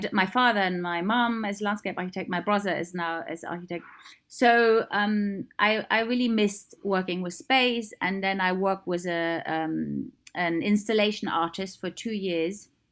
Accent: East Germany, Germany; moved away; I grew up in East Germany.

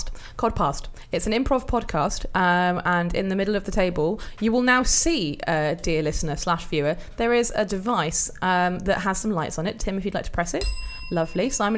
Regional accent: Wales, United Kingdom; accent: Welsh; Oh, I'm a Welsh person

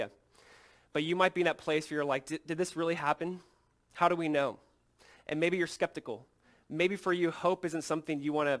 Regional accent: Southern California, United States; moved away; my wife and I grew up in Southern California

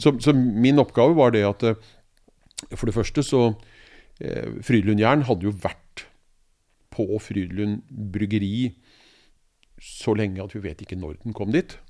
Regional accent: Oslo, Norway; jeg er jo født og oppvokst i Oslo

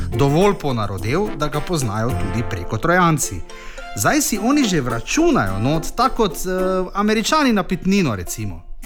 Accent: Maribor, Slovenia

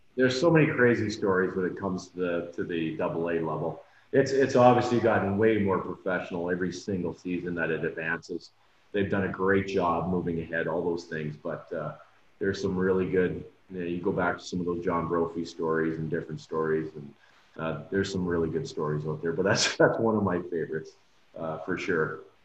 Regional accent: North Bay, Ontario, Canada; moved away; we're both from North Bay originally

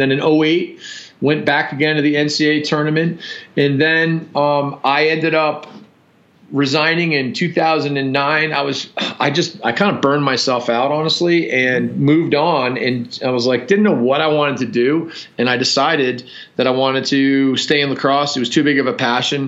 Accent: Providence, Rhode Island, United States; moved away as an adult; now in Colorado, United States; I grew up in Providence, Rhode Island. Actually, I live in Colorado now, but I grew up in Providence, Rhode Island

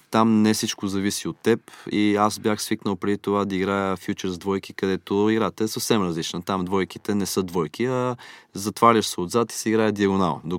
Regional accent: Miami, Florida, United States; born there; Аз съм роден в Штатите, в Майами все пак и района го познавам

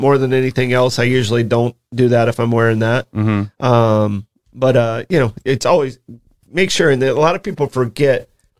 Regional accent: Florida, United States; when I grew up in Florida

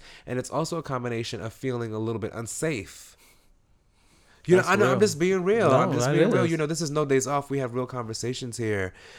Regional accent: East Coast, United States; because we grew up on the East Coast. I'm not a West Coaster

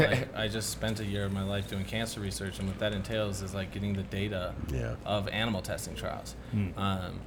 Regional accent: Wisconsin, United States; moved away; I'm from Wisconsin.

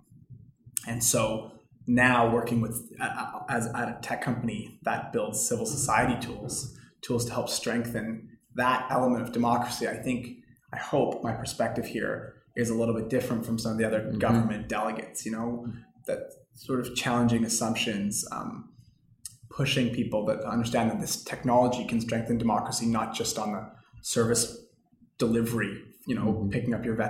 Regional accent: Canada; I'm just Canadian

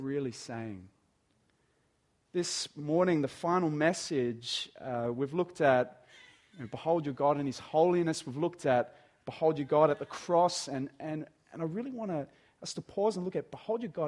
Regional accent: Dapto, New South Wales, Australia; moved away as an adult; also born or lived in Artarmon, Sydney; I grew up in Dapto, you know, in Dapto, not a lot happens in Dapto

